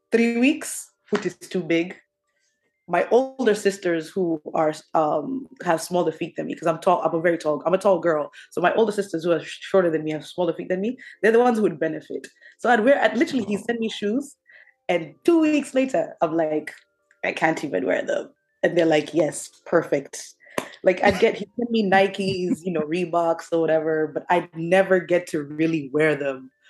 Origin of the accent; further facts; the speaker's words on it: New Jersey, United States; um, growing up in Jersey, uh, like I said, one thing I told you is Tim's.